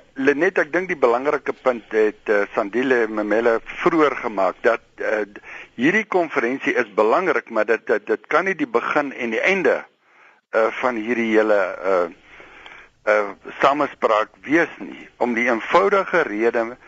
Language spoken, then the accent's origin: Afrikaans; South Africa; ons as Suid-Afrikaners